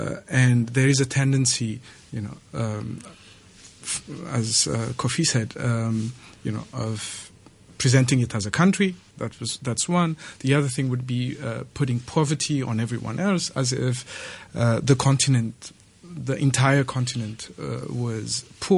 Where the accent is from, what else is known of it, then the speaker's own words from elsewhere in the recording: Ethiopia; when I tell people that I'm from Ethiopia